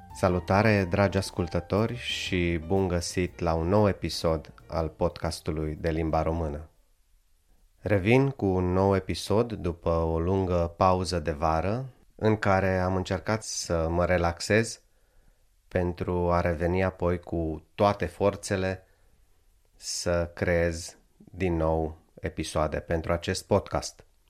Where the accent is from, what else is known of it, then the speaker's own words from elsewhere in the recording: Satu Mare, Satu Mare County, Romania; now in Finland; în orașul meu natal, în satul mare